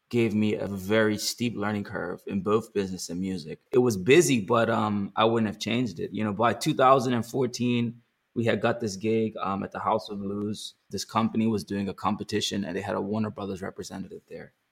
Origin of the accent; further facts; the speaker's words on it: Bermuda; now in Los Angeles, United States; So though I'm from Bermuda, I still had to fly everybody to Bermuda.